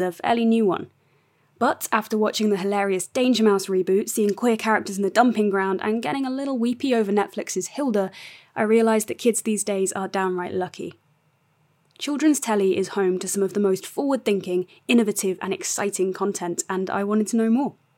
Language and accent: English; The Wirral, North West England, United Kingdom; I'm a writer from The Wirral